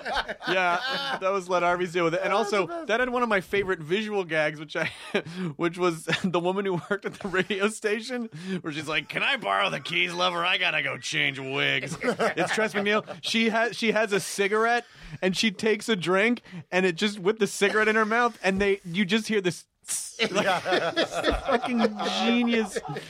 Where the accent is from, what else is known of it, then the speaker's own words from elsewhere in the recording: Canada; now in Germany; I am French for some reason. I'm French Canadian. Living in Germany.